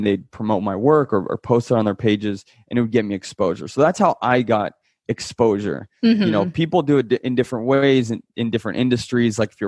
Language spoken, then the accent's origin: English; Italy; moved away; I was born in Italy.